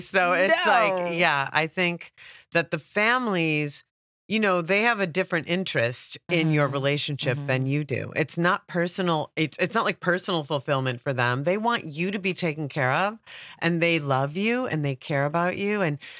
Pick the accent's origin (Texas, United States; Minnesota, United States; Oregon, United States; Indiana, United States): Minnesota, United States; Minneapolis; now in Los Angeles, United States; I am originally from Minneapolis by way of New York. This is one of my homelands.